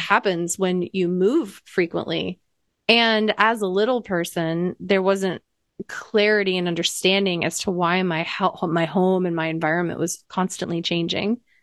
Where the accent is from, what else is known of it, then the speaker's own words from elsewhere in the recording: Iowa, United States; I grew up in Iowa